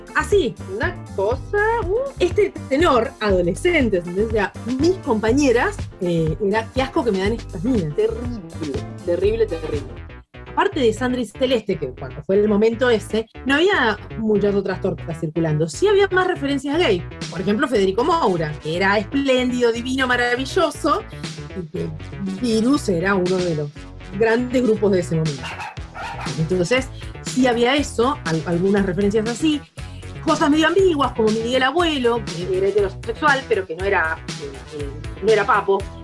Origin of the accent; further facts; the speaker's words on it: Rosario, Santa Fe, Argentina; moved away as an adult; also born or lived in Buenos Aires; Yo nací en Rosario, viste, en Santa Fe, en el año 72 lo cual significa que mis, años de infancia, una buena parte de esos años, fueron durante la dictadura